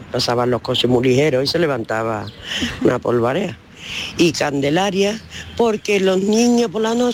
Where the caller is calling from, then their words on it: Seville, Andalusia, Spain; Mira, soy … de Sevilla.